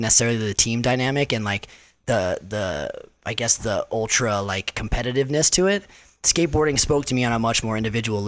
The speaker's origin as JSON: {"language": "English", "town": "Salt Lake City", "region": "Utah", "country": "United States", "tie": "born or raised there", "also_born_or_lived": "Chino Hills, California", "said": "we moved to Salt Lake City. So I grew up 10 years in Salt Lake"}